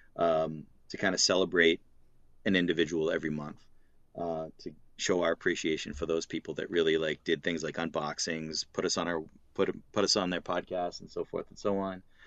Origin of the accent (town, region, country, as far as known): Massachusetts, United States; accent: Boston/Massachusetts (non-rhotic)